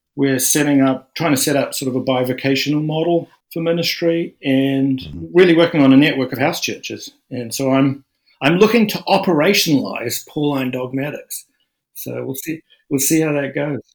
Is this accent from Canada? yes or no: no; New Zealand; I'm a New Zealander, which is very, very secular. And I went to church schools and stuff